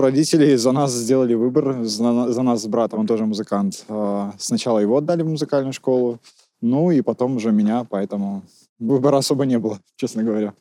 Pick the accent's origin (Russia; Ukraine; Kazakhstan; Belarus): Belarus; Maladzyechna, Minsk Region; Я родился в городе Молодечно, недалеко от Минска